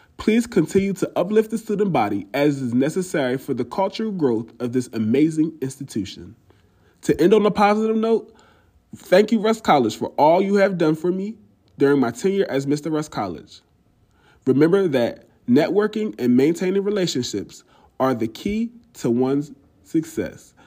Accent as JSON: {"language": "English", "town": "Chester", "region": "Pennsylvania", "country": "United States", "said": "from Chester, Pennsylvania"}